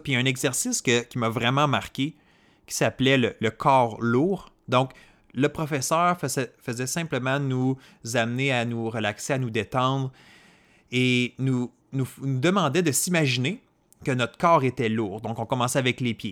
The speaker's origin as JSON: {"language": "French", "area": "Côte-Nord", "region": "Quebec", "country": "Canada", "tie": "born or raised there", "said": "moi, je viens d'une région éloignée du Québec. Donc, je euh, j'étais pas dans la région de Montréal, dans les grandes villes, j'étais pas dans les grands centres urbains. Je suis euh, né sur la côte nord"}